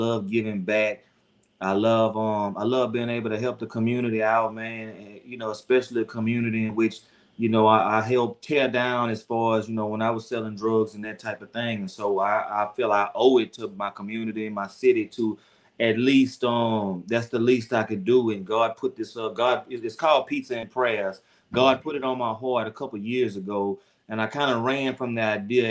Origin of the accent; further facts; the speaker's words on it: Baton Rouge, Louisiana, United States; I'm from Baton Rouge, Louisiana